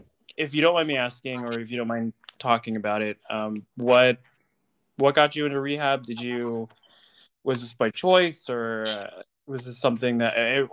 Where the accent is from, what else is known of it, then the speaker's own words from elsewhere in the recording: Tucson, Arizona, United States; I'm from Tucson, so small world.